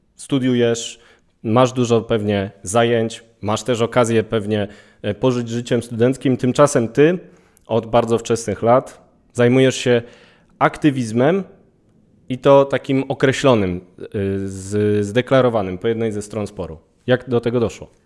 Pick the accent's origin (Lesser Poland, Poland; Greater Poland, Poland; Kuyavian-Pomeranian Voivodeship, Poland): Lesser Poland, Poland; Kraków; też jestem z Krakowa